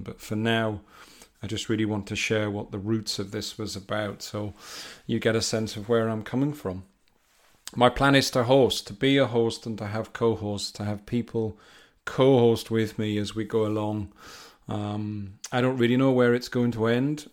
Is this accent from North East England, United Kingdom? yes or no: yes; North East England, United Kingdom; now in Rugby, United Kingdom; I'm from the northeast of England, but I'm living in the Midlands